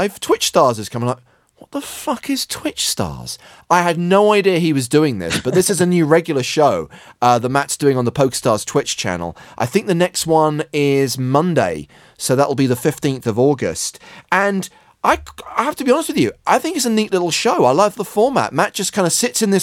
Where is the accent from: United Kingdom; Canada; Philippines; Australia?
United Kingdom; England; I'm English